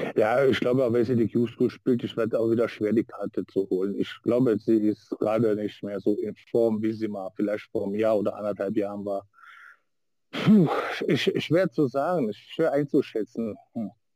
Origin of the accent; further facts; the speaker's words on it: Niedernhausen, Hesse, Germany; bei uns in Niedernhausen